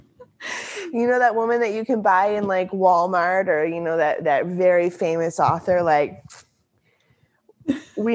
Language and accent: English; central Canada, Canada; I'm from the central part of Canada